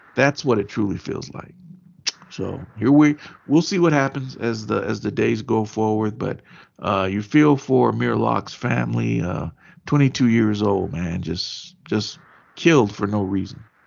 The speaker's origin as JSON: {"language": "English", "region": "Kentucky", "country": "United States", "moved": "yes", "said": "I was home in Kentucky"}